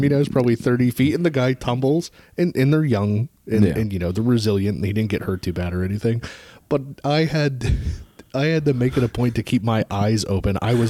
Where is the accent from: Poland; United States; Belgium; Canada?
United States; South Dakota; Ma'am, I am from South Dakota.